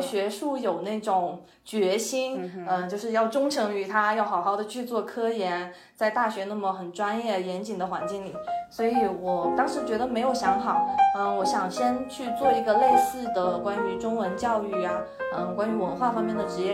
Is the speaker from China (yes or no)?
yes; China; first language Chinese; now in United States; 我作为中国人